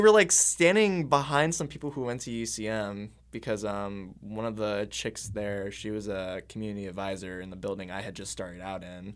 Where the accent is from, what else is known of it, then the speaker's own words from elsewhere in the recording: Camdenton, Missouri, United States; moved away; my hometown of, like, Camdenton, Missouri